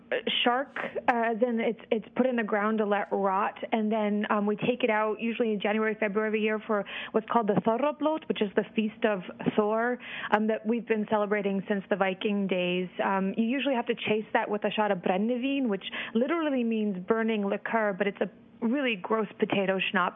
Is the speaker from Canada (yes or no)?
no; Iceland; I'm originally from Iceland, and we have our phone books listed by first name